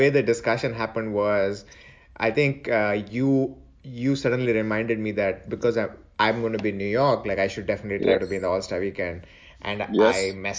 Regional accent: India; I'm like, yeah, I'm from India.

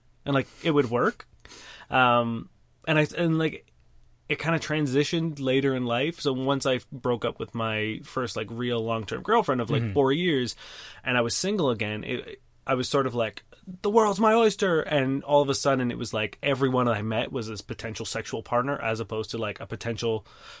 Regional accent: Brampton, Ontario, Canada; I grew up in Brampton

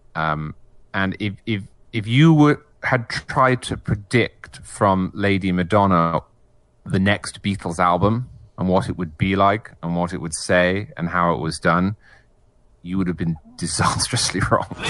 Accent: England, United Kingdom; moved away as an adult; now in United States; I'm English originally

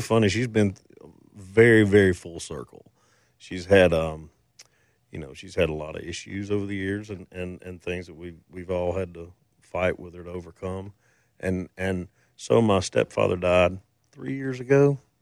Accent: Mississippi, United States; I grew up in Mississippi

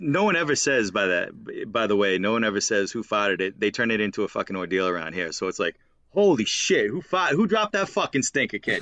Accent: Massachusetts, United States; accent: Boston/Massachusetts (non-rhotic)

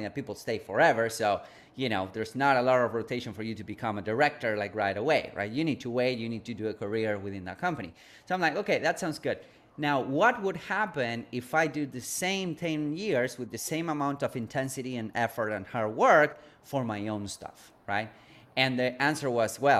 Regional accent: Argentina; moved away; I grew up in a third world country. I'm originally from Argentina, from South America

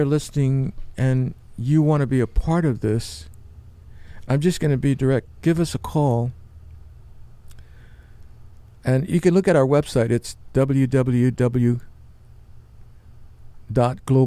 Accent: New York City, New York, United States; growing up in New York City

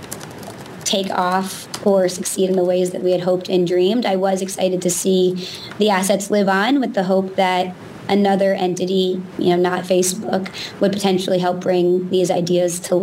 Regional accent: United States; as an American

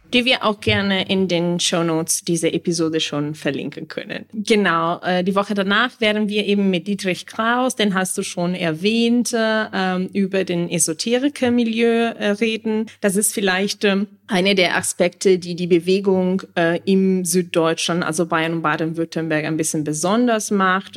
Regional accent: Italy; moved away

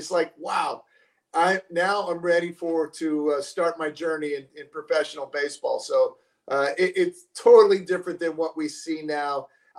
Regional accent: California, United States; going to games as a kid, I grew up in the Bay Area, so I saw Willie Mays, Willie McCovey.

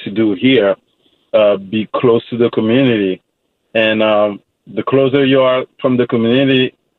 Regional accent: Fontenay-le-Fleury, Île-de-France, France; moved away as an adult; also born or lived in Versailles, France; now in United States; Growing up in France

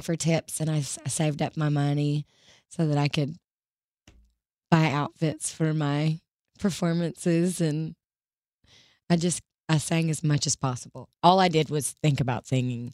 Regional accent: Rossville, Georgia, United States; moved away; I would go around in my hometown and play guitar with my dad in restaurants

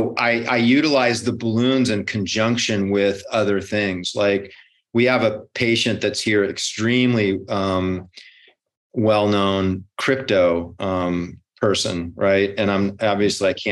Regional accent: Hawaii, United States; I grew up in Hawaii, so I had to, you know, fight the locals.

